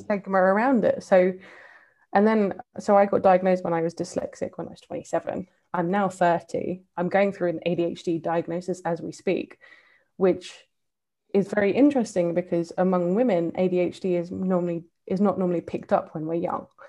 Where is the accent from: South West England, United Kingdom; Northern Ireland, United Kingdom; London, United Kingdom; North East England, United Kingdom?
London, United Kingdom; accent: English; moved away as an adult; also born or lived in Seoul / West Bank / Balkans / Caucasus; me having grown up in London um, and that, you know, I grew up on in Northwest London